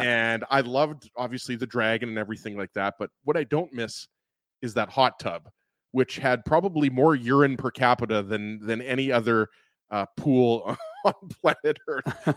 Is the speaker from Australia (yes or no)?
no; Winnipeg, Manitoba, Canada; I went to Kelvin High School